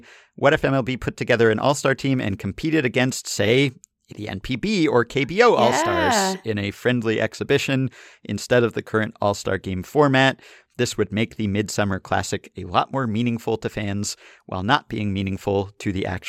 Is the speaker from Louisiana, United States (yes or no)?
no; Minneapolis, Minnesota, United States; it was in my hometown of Minneapolis